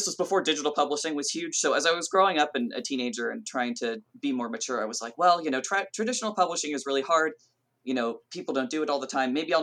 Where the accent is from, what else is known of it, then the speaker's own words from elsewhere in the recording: Southern California, United States; I grew up in Southern California